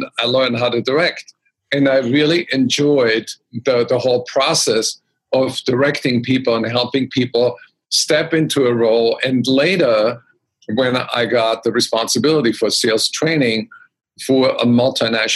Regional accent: Austria; I grew up in Austria

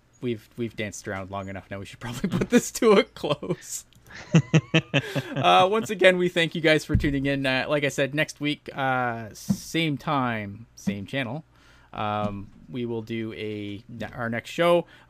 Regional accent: Canada; Obviously, being a Canadian, I am not super happy about that.

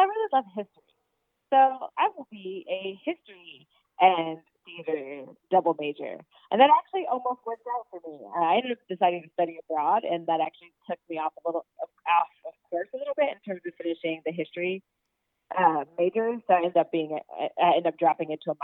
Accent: Norfolk, Virginia, United States; I'm from Norfolk, Virginia

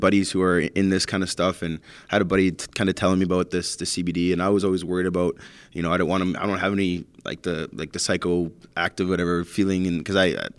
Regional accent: Canada; the hurdles as being a Canadian junior player, but also the personal struggles that I've been through with my family, my upbringing

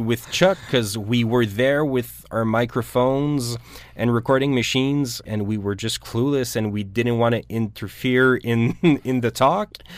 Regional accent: Canada; we're Canadian

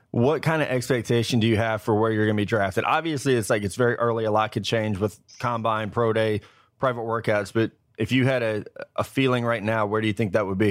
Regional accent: Missouri, United States; I'm from Missouri

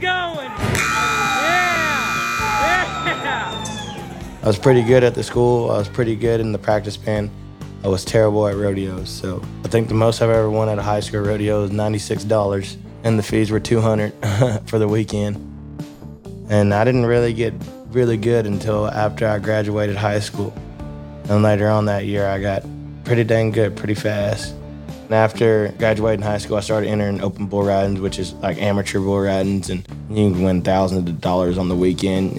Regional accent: Rockdale, Texas, United States; I grew up in Rockdale, Texas

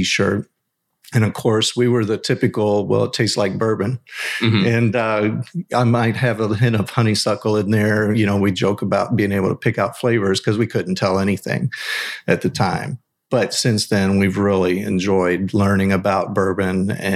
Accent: Kentucky, United States; we're all Kentucky bourbon boys. We're all born and raised here, the whole group.

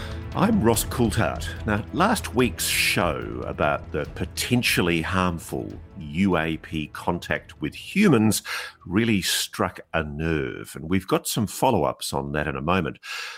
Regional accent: Australia; You know what always amazes me as an Australian, cultured in the British system of law, we have these horrible defamation laws in our country

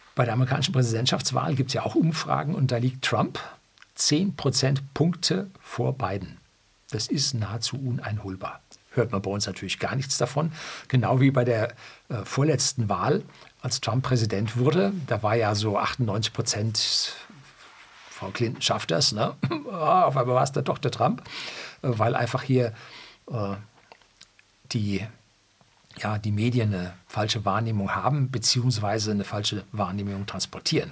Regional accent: Bavaria, Germany; also born or lived in Seeshaupt; In Bayern sind wir die einstellige SPD schon lange äh, gewöhnt

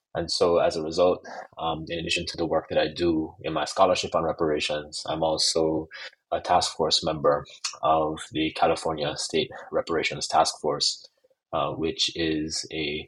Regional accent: Jamaica; I'm also Jamaican

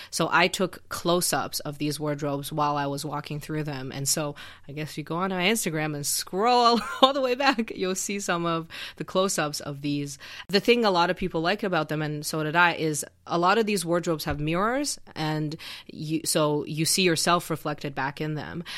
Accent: Xi'an, Shaanxi, China; moved away; I grew up in Xi'an, um, in northwestern China

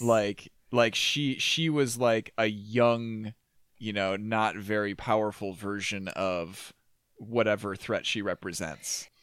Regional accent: Minnesota, United States; my smaller worldview as a Minnesotan

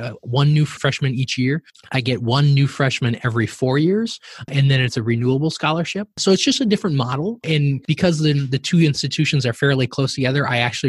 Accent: southern Minnesota, United States; kid growing up in Minnesota on a farm in southern Minnesota

